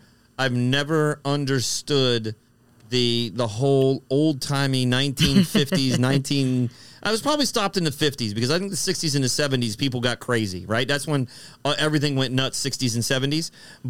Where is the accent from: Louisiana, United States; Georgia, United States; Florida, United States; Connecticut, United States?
Florida, United States; I'm from Florida.